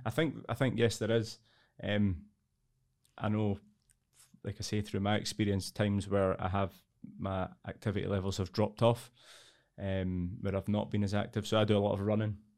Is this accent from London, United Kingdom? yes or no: no; Edinburgh, Scotland, United Kingdom; I'm from Edinburgh originally. I've lived here all my life for almost thirty-seven years now.